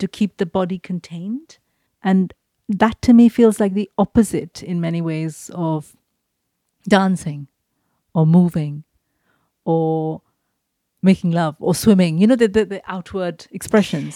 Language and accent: English; India; moved away as an adult; growing up in India in the eighties and nineties